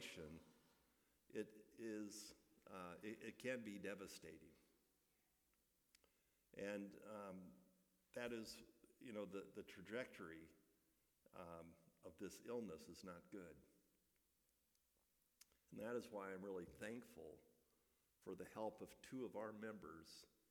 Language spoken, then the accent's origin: English; Midwest, United States; moved away; growing up in the Midwest